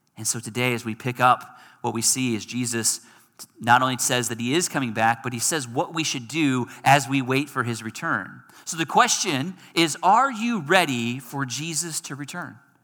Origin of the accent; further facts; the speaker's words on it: Michigan, United States; moved away; I'm from Michigan